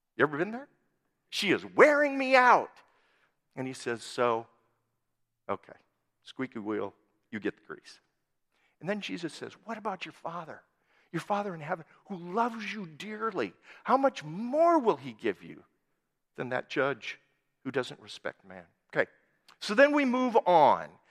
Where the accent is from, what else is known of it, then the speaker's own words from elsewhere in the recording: Worthington, Minnesota, United States; now in Hill City, United States; my home where I grew up in Worthington, Minnesota